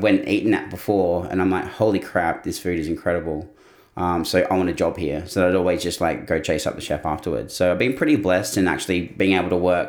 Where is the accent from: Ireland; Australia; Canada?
Australia; Tamworth, New South Wales; also born or lived in Perth / Sydney; now in Southern Highlands, Australia; But I grew up, I was born in Tamworth in New South Wales, rural New South Wales.